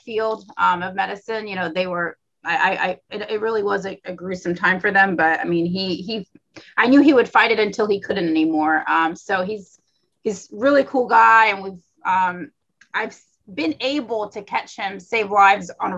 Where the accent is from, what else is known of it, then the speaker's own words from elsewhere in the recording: Florida, United States; also born or lived in Tennessee; I'm from Florida